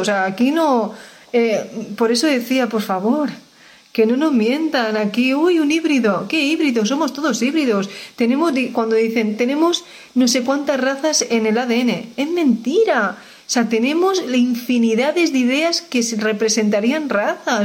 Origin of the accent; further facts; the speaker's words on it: Spain; yo soy española